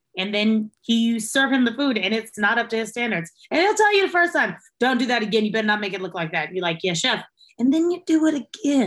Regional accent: Texas, United States; also born or lived in Logansport, Indiana; now in San Antonio, United States; when I was about 5 or 6, we got up and we moved to Texas

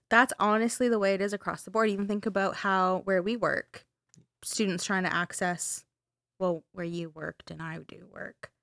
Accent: Canada; we're Canadian

